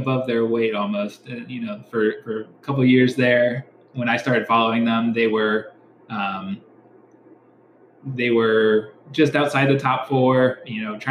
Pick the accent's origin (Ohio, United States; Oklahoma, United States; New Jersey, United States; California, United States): Ohio, United States; Findlay; I grew up in Findlay, Ohio, which is just down the road on 75